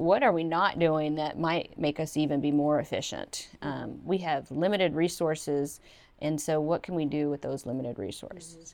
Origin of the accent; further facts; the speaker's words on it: Evansville, Indiana, United States; moved away; growing up in Evansville, Indiana